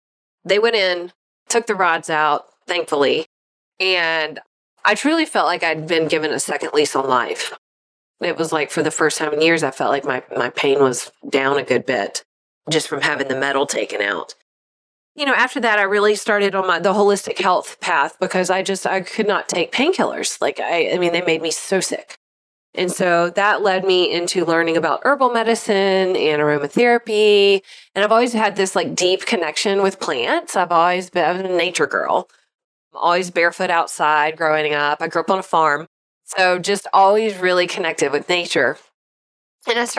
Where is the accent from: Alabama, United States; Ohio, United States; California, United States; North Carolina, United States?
North Carolina, United States; Yadkin County; also born or lived in Jackson, Mississippi; I'm originally from Jackson, Mississippi. I grew up in Yakin County, North Carolina, most of my life